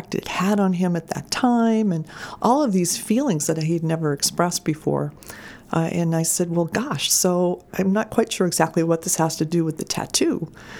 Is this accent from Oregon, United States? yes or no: no; Camden, Maine, United States; moved away as an adult; also born or lived in Madison, Maine; now in Cumberland, United States; I was born and raised in Camden, which is a great place to be from